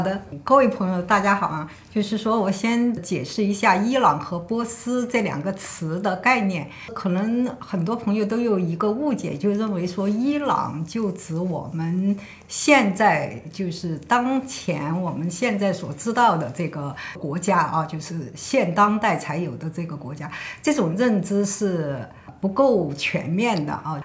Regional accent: China; 我们中国这边

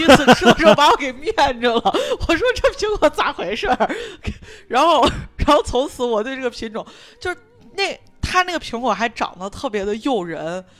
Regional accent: Shaanxi, China; 我作为陕西人，

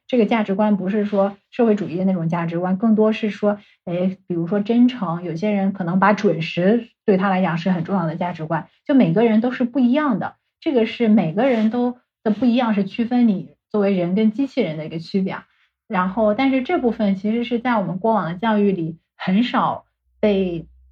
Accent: China; first language Chinese; moved away as an adult; now in San Francisco, United States; 以前在中国的时候，诶，大家都是中国人，大家都是一样的

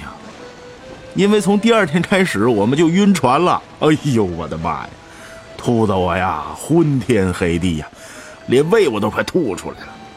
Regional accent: Shenyang, Liaoning, China; 我是东北人。呃，从小，这，这，沈阳长大的，没有海呀

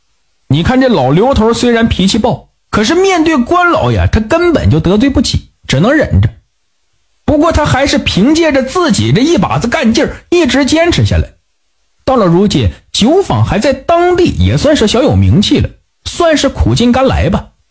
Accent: Northeast China, China; 在我的老家东北有一个地方叫小南门

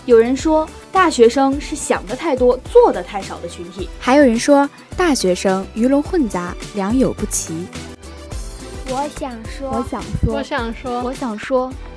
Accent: Northeast China, China; now in Xiamen, China; 作为东北人

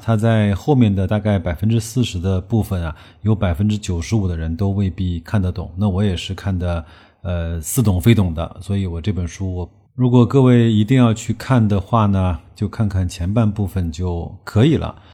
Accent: China; 我们中国人

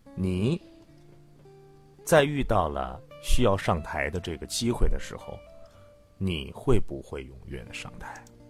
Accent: China; 只有我们中国人能够从古到今一直都去理解的

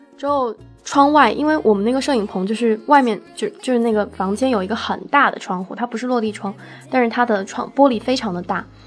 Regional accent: Shenzhen, Guangdong, China; 我从小在深圳长大

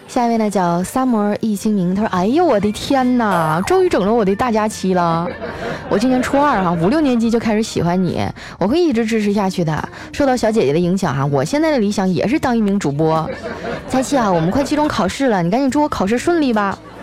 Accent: Northeast China, China; moved away; 你这个季节去我们那边已经下大雪了

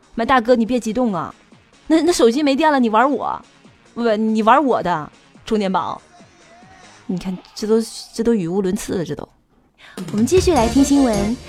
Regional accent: Northeast China, China; 因为我们东北话

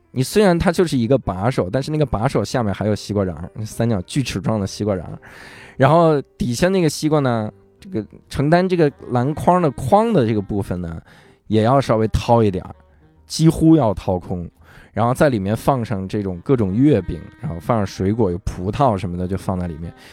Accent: Wuhai, Inner Mongolia, China; moved away as an adult; also born or lived in Hangzhou; now in Beijing, China; 我老家，就是相当于我小时候在内蒙乌海长大

